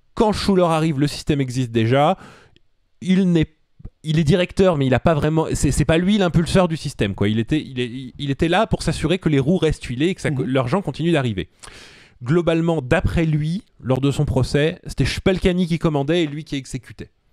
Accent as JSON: {"language": "French", "town": "Suresnes", "region": "Île-de-France", "country": "France", "said": "je suis de Suresnes"}